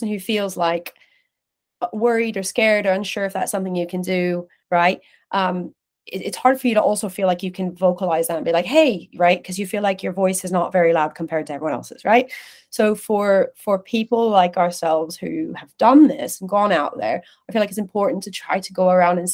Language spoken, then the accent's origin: English; California, United States; now in London, United Kingdom; I grew up in California. I grew up in a kind of community, Latin American community